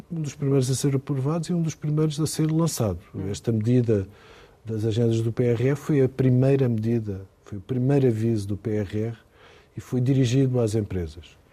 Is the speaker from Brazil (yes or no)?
no; Ponte de Sor, Alentejo, Portugal; Fui onde nasci, dentro de uma fábrica de cortiça